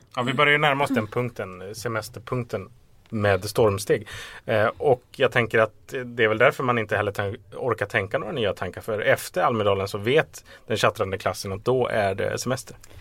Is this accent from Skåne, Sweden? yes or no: no; Stockholm, Stockholm County, Sweden; som stockholmare